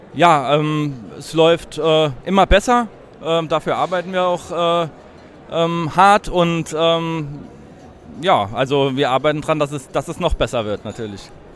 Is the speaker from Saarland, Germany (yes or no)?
yes; Saarbrücken, Saarland, Germany; Wir sind äh, beide äh, gebürtige Saarbrücker und äh, ja, sind auch hier geblieben